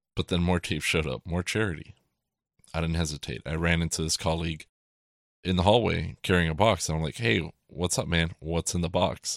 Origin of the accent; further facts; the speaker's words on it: South Florida, United States; growing up in South Florida